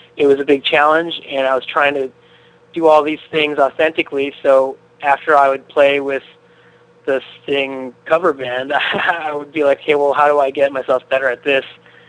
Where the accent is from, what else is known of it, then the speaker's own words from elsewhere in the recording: Chicago, Illinois, United States; moved away as an adult; now in New York City, United States; I'm from Chicago originally, and I was going to college at DePaul University in Lincoln Park on the north side of Chicago.